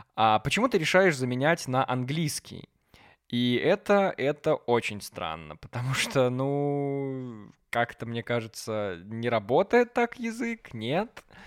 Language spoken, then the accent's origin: Russian; Belarus; я гулял по городу, по своему родному городу